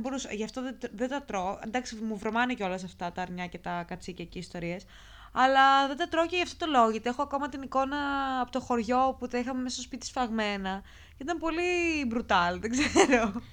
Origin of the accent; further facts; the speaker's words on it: Lamia, Central Greece, Greece; είμαι από Λαμία